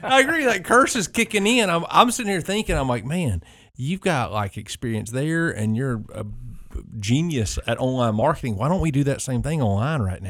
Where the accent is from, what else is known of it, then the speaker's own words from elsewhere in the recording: rural South, United States; that's kind of a rural South thing, 'cause it was just like that in my hometown